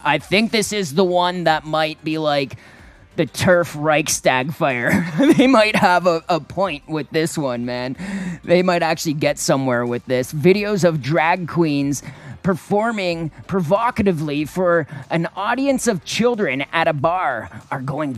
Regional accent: Durham Region, Ontario, Canada; moved away; this is my hometown

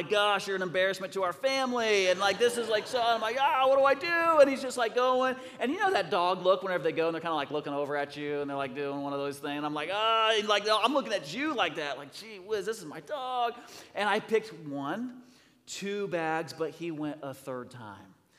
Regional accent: Rigdon, Indiana, United States; we are from Rigdon

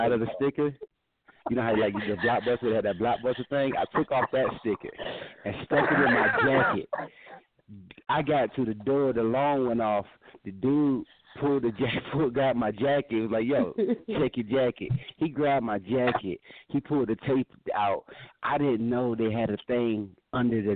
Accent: Georgia, United States; now in Denver, United States; I'm from Georgia. I'm from Georgia. That's where I did the dumb shit when I was young

